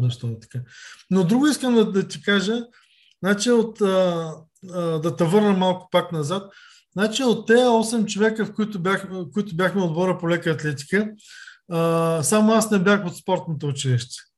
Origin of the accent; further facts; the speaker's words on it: Varna, Varna Province, Bulgaria; роден съм а, през 1968 година в а, Варна, Козерог съм като изключим а, времето, през което нали, от, отбивах военната си служба и когато учихме в София, през цялото време съм живял във Варна.